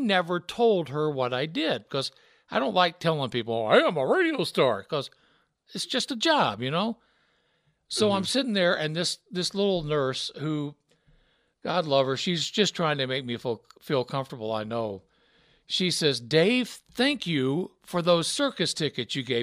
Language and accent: English; Memphis, Tennessee, United States; accent: Southern; moved away as an adult; also born or lived in Rexburg, Idaho; I grew up in Memphis, Tennessee